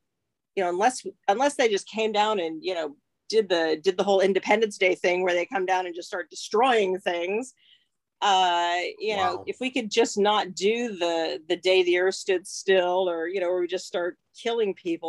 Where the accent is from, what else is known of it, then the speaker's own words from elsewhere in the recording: England, United Kingdom; But well, oh my God, we're all from England.